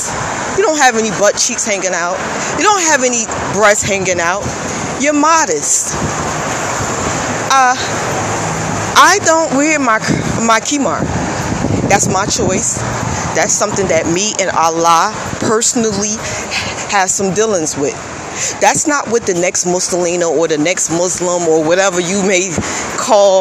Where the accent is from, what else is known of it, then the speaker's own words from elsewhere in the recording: United States; I am Black American